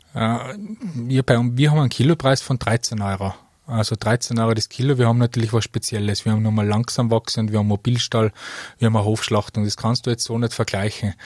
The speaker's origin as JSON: {"language": "German", "area": "Mostviertel", "region": "Lower Austria", "country": "Austria", "moved": "as an adult", "lives_now": "Tyrol, Austria", "said": "Ich bin stolzer Niederösterreicher aus dem Mostviertel"}